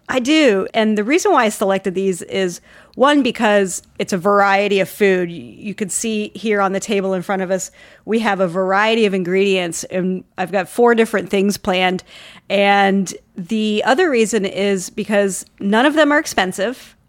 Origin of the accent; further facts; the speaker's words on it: Columbus, Ohio, United States; moved away as an adult; now in Austin, United States; I am originally from Ohio, like you and your family. I'm from Columbus and moved to the great state of Texas and haven't left